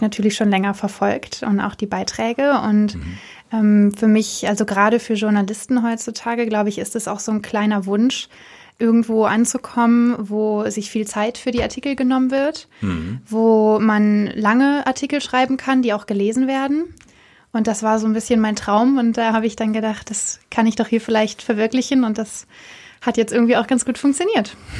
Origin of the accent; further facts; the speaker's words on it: Cologne, North Rhine-Westphalia, Germany; moved away as an adult; now in Berlin, Germany; Ich komme äh, aus Köln